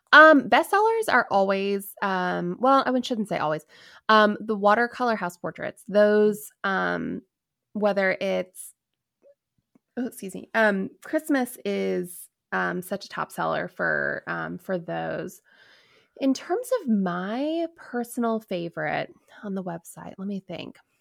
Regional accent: DC, Virginia, United States; I grew up a, right outside of, um, Washington, D C, so I grew up in Virginia

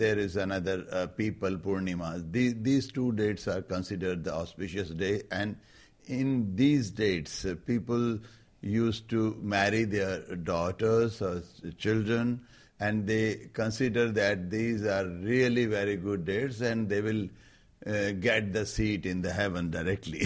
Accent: Rajasthan, India; I am coming from Rajasthan

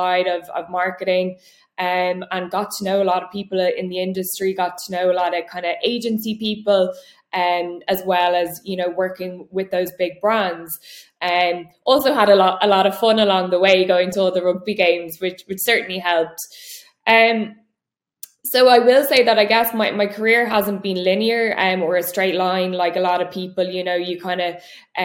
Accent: Dublin, Leinster, Ireland; I grew up in Dublin, born and raised, and went to school and university here

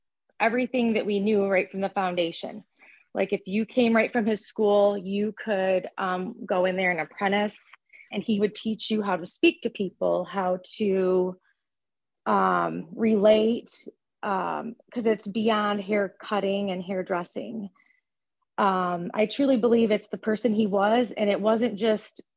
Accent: Lansing, Michigan, United States; I'm from Lansing, Michigan

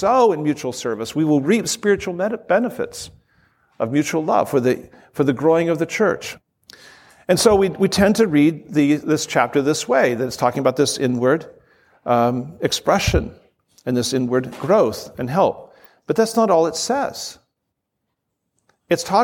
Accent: Southern California, United States; I'm a snowflake from Southern California.

